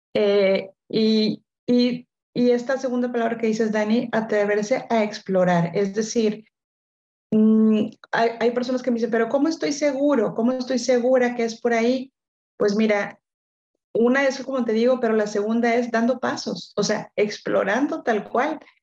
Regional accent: Monterrey, Nuevo León, Mexico; yo soy de Monterrey, ya regresé a Monterrey

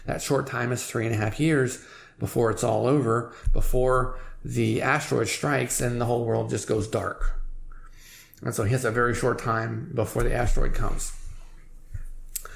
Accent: United States; I'm an American

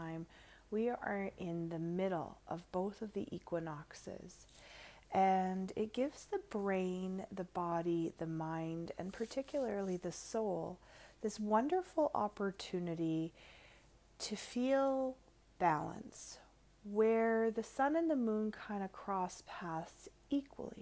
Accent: Canada; I am the ….

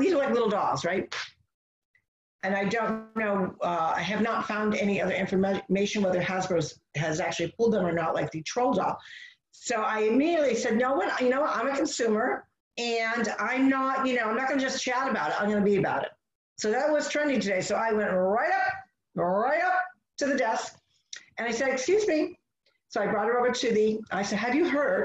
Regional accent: United States; as American

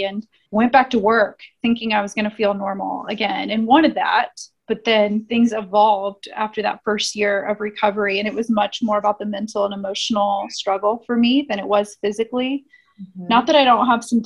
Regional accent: Indianapolis, Indiana, United States; I am born and raised in Indianapolis, Midwest girl

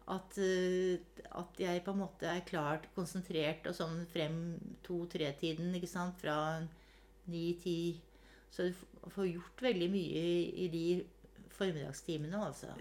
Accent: Hakadal, Akershus, Norway; den store gården hvor jeg vokste opp her i Hakadal

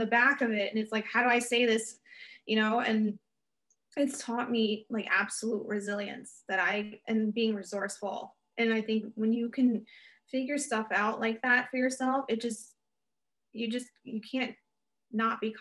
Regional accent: United States; I was American

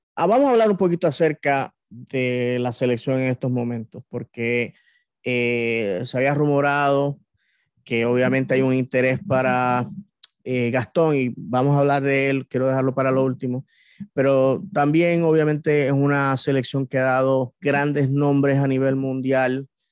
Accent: Bayamón, Puerto Rico; moved away; el club de baloncesto de mi, de mi ciudad natal, los Vaqueros de Bayamón

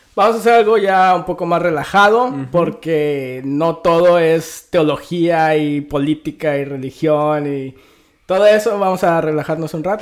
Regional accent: Mexico; yo soy del 96 y nací en México

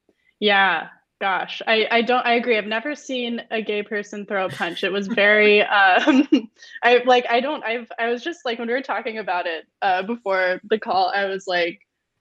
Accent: Seattle, Washington, United States; moved away as an adult; now in Dublin, Ireland; I'm from Seattle

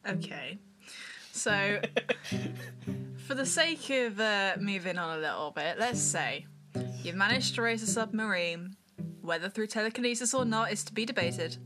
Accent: United Kingdom; We're British

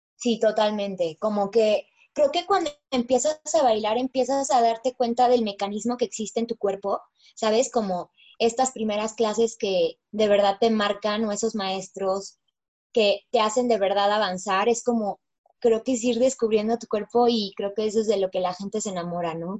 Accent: Mexico; mi sueño como mexicana bailarina

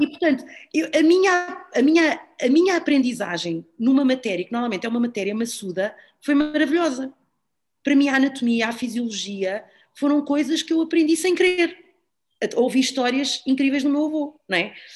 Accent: Algés, Lisbon, Portugal; eu vivia ali em Algés e, portanto, ah, andava no Algés e da Fundo

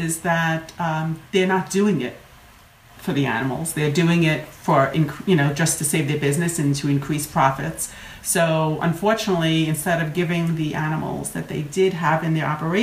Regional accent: New York, United States; accent: New York; there's my accent from New York.

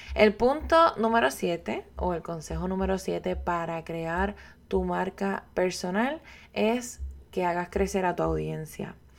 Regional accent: Puerto Rico; yo soy puertorriqueña

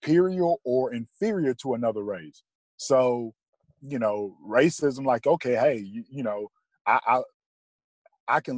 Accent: Athens, Georgia, United States; also born or lived in Monroe, Georgia; I was 5 years old when we moved to Athens

